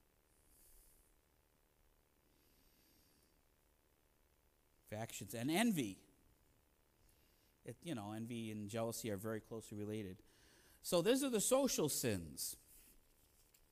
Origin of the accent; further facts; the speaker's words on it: Maple Heights, Ohio, United States; moved away as an adult; also born or lived in Mayfield, Ohio / Pennsylvania / New York; I'm really from Maple Heights